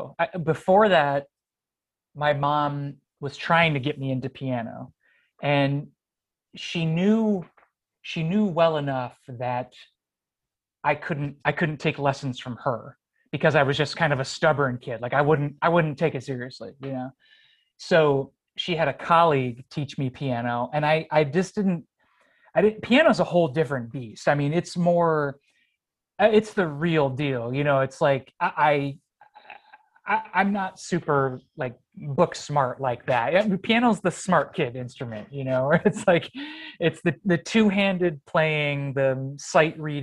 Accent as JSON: {"language": "English", "town": "Fairport", "region": "New York", "country": "United States", "tie": "born or raised there", "said": "I was born and raised here and I grew up in Fairport."}